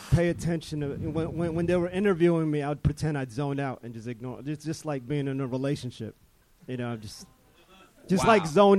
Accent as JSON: {"language": "English", "town": "Jersey City", "region": "New Jersey", "country": "United States", "lives_now": "Long Beach, United States", "said": "Jersey City. Oh, I'm nice. Living in Long Beach now."}